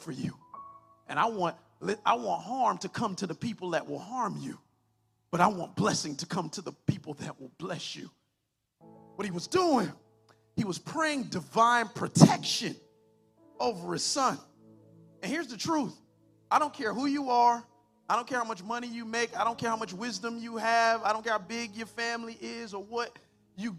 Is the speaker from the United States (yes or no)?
yes; Miami Gardens, Florida, United States; I'm a pastor, but I come from Carroll City